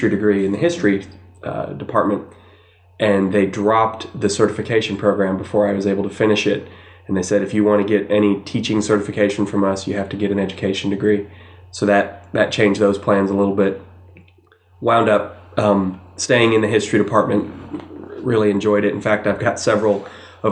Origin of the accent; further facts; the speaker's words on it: Savannah, Georgia, United States; moved away as an adult; now in Athens, United States; I grew up in Savannah